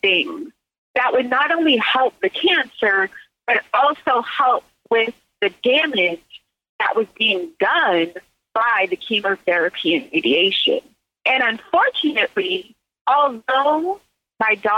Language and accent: English; Silicon Valley, California, United States; also born or lived in Mississippi; I grew up in Silicon Valley